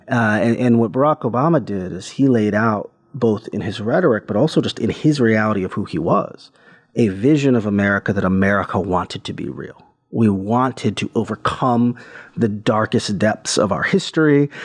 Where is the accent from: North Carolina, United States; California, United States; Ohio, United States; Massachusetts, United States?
Ohio, United States; Cleveland; my hometown in Cleveland, Ohio